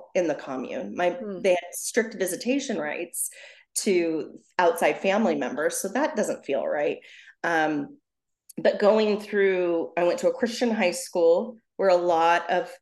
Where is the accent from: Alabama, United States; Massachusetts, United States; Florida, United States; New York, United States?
New York, United States; moved away as an adult; now in Southern California, United States; I'm from New York